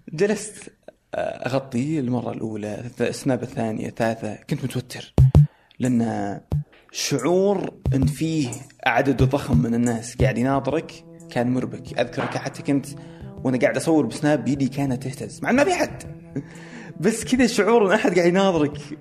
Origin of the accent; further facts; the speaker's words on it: Saudi Arabia; انا سعودي